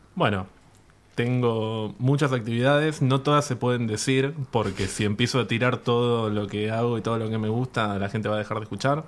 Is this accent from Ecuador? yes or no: no; San Miguel, Buenos Aires Province, Argentina; yo soy de San Miguel